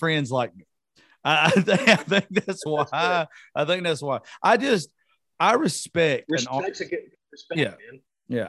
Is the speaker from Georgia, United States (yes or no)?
yes; Georgia, United States; I'm from Georgia